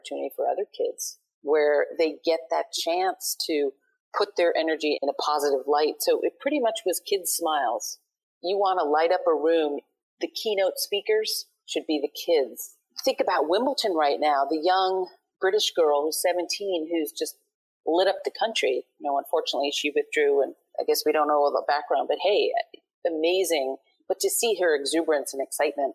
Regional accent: New York City, New York, United States; growing up in Brooklyn, it was fun

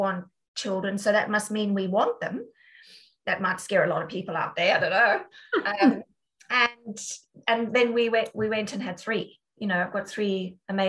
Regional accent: South Africa; moved away as an adult; also born or lived in Dudley, United Kingdom / London, United Kingdom; now in United Kingdom; as a South African

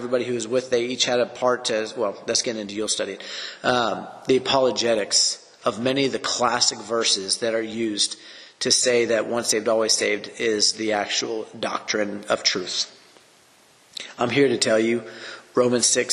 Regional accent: the Bible Belt, the South, United States; growing up in the South in the Bible Belt

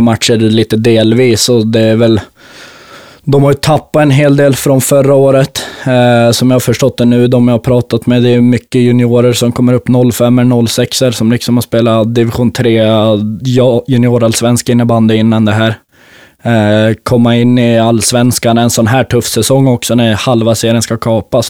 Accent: Botkyrka, Stockholm County, Sweden; jag är uppväxt i Botkyrkahallen, pappa har tränat Balrog.

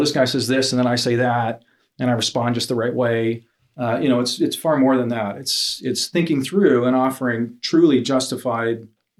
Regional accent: Hamilton, Ontario, Canada; I'm from Hamilton. I go to Streetlight Christian Church in downtown Hamilton.

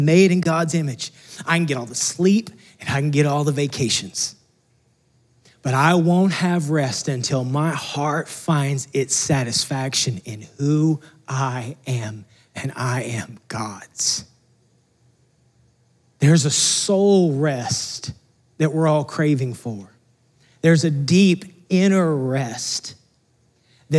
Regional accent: Texas, United States; moved away as an adult; we're from Texas

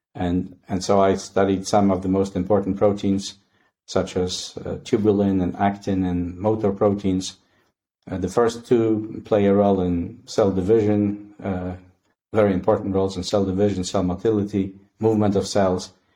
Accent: Poland; moved away as an adult; now in Canada; I was born and raised in Poland, and uh, I did my undergraduate studies there

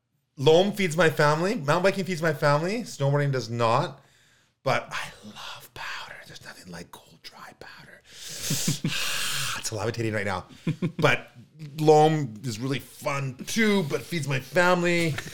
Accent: Kamloops, British Columbia, Canada; now in North Vancouver, Canada; Okay, my family's here in North Vancouver. I love it. I was raised in Kamloops. I've known Kamloops really well. I love riding Kamloops.

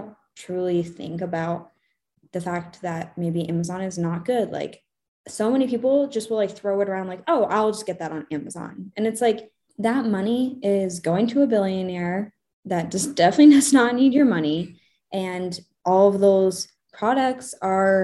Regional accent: United States; as an American

